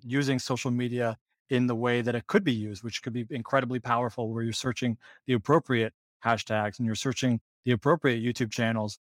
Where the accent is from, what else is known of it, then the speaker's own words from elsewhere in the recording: Ohio, United States; moved away as an adult; also born or lived in Michigan / Portland, Oregon / San Francisco; I grew up in Ohio originally